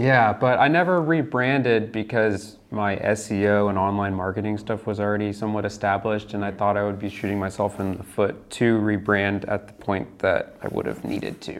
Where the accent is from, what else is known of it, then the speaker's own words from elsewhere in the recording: Lakeland, Florida, United States; moved away as an adult; also born or lived in Dallas; I am from Central Florida, Lakeland